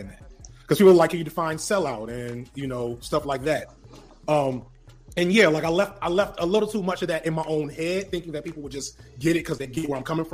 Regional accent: South Chicago suburbs, Illinois, United States; I'm from the South Chicago suburbs. I'm not from the Wild Hunnids.

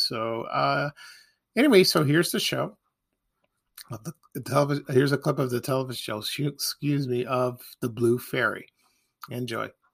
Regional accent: Chicago, Illinois, United States; growing up in Chicago

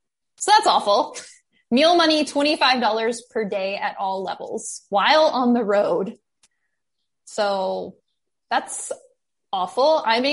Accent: United States; It's true. I am an American

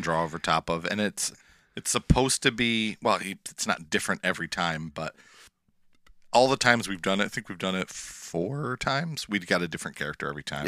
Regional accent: Erie Canal, Western New York, United States; I grew up on the Erie Canal, uh, here in Western New York

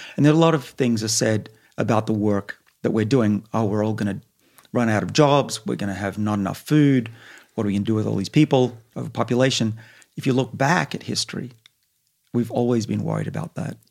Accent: Sydney, New South Wales, Australia; now in Boston, United States; I grew up in Sydney, right on the bush

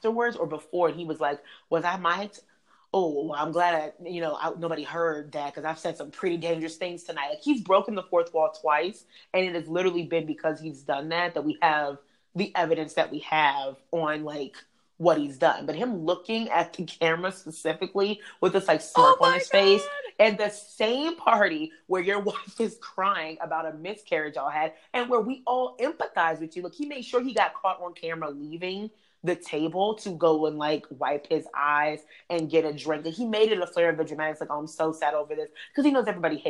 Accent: Maryland, United States; I'm from Maryland

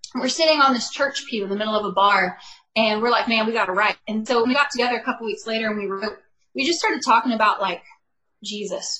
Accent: Bakersfield, California, United States; moved away as an adult; now in Nashville, United States; I am from Bakersfield, California, so that's my hometown

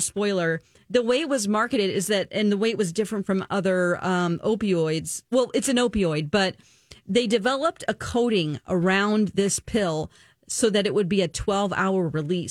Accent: Springfield, Missouri, United States; my hometown and where I worked on a morning show for, 17 years, Springfield, Missouri.

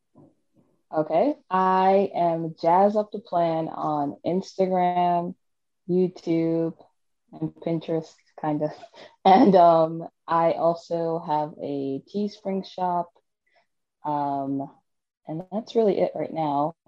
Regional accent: New York City, New York, United States; moved away as an adult; also born or lived in Virginia; I was born and raised in New York City

